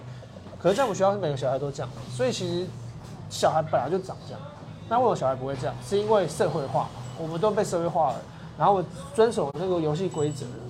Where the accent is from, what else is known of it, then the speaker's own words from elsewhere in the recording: Kaohsiung, Taiwan; moved away as an adult; now in Taipei, Taiwan; 身为高雄人，